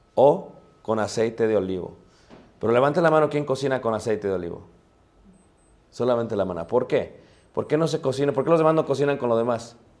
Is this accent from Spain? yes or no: no; Mexico; como buenos mexicanos